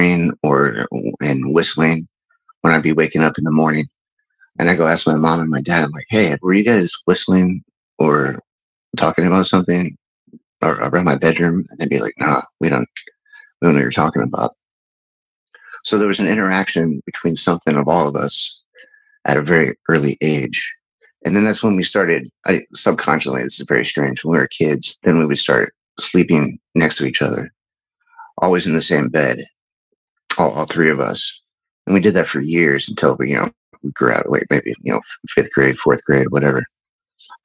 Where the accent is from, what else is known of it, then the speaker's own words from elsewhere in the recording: Midwest, United States; I grew up in the Midwest.